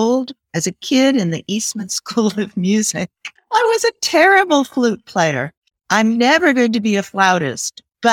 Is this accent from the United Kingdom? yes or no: yes; England, United Kingdom; now in Washington, D.C., United States; I was born in England